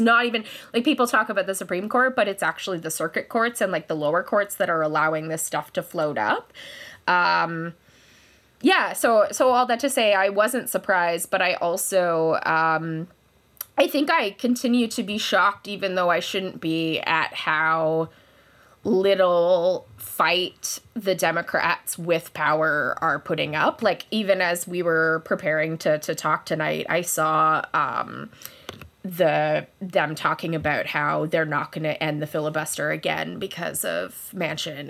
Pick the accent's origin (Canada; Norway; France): Canada; Kelowna, British Columbia; moved away as an adult; also born or lived in London, Ontario; now in Kitchener, Canada; I am from Kelowna, British Columbia